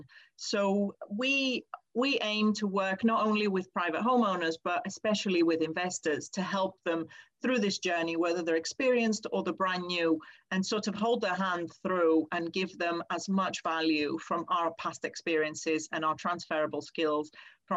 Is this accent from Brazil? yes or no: no; Greece; now in United Kingdom; I grew up in Greece and I'm used to a lot more sunshine